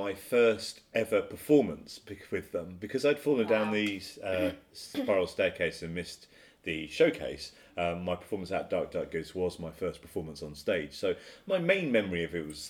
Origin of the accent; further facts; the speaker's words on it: United Kingdom; I'm British